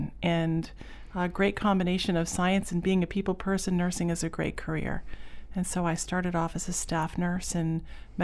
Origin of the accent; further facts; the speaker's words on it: Pownal, Maine, United States; also born or lived in Boston; I grew up in Pownall, Maine, and went to Freeport High School